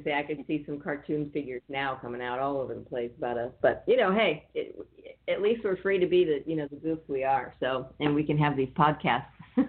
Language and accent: English; California, United States; I'm originally from California